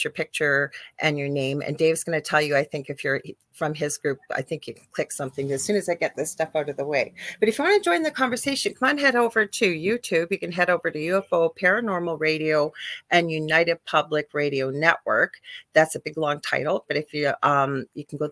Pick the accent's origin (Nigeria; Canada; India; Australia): Canada; I am a Canadian spiritual a psychic medium